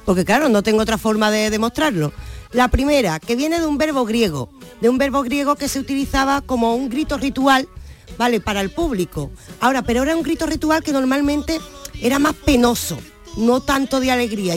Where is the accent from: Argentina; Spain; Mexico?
Spain; Andalusia